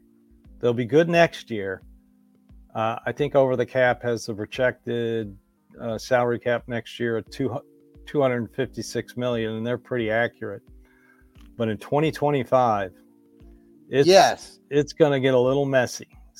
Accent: Cleveland, Ohio, United States; now in Nashville, United States; I'm from Cleveland. I can say Eastern European names like Zdruna Soglauskas.

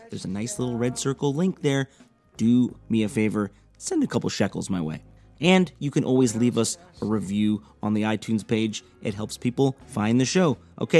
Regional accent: Evanston, Illinois, United States; my hometown of Evanston, Illinois, Chicago

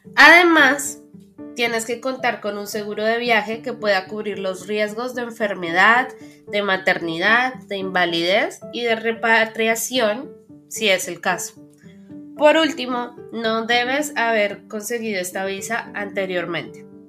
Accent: Colombia

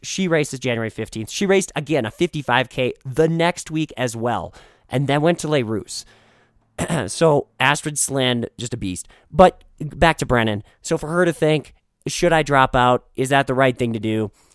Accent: Minnesota, United States; now in Colorado, United States; The Midwest, Minnesota, my hometown

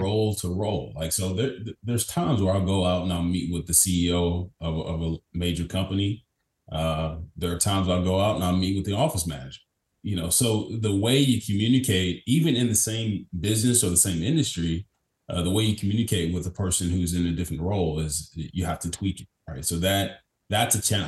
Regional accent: Kentucky, United States; I'm born and raised in Kentucky from a small town in Kentucky, about 10,000 people

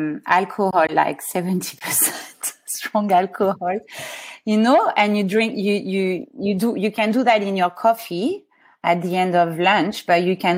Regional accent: Vence, Provence-Alpes-Côte d'Azur, France; English is a second language; moved away as an adult; also born or lived in Paris, France; now in Sydney, Australia; I spent most of my life in south of France. I grew up in Vence. I spent about 13 years there with my mother.

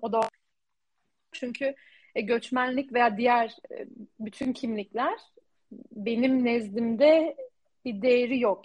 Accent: Turkey; moved away as an adult; burada yaşayan bir Türkiye'li olduğum için ben bir göçmenim

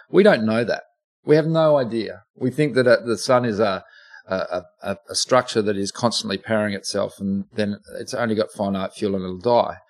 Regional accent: Oxford, South East England, United Kingdom; now in Australia; I was born in England. I was born on the grounds mm. of hmm. Oxford University.

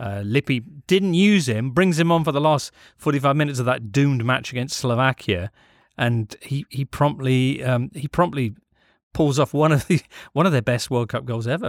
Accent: England, United Kingdom; We come at this as English people

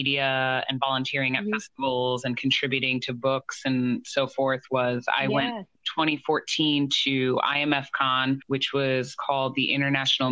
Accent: New Jersey, United States; I'm from New Jersey.

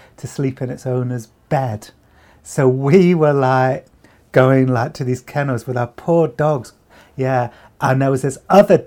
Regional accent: United Kingdom; moved away as an adult; now in United States; I come from Britain and I moved to the United States about 4.5 years ago.

